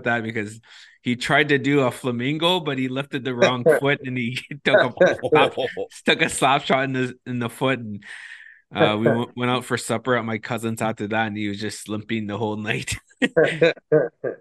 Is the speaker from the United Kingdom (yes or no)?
no; Moose Factory, Ontario, Canada; I'm from Moose Factory